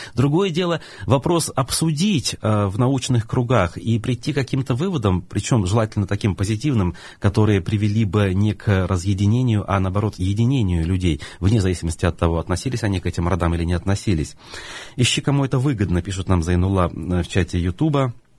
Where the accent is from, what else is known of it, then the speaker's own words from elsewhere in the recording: Baltachevsky District, Bashkortostan, Russia; Я как выходец из Болтачевского района, который как минимум три года там прожил, в старшей школе, учился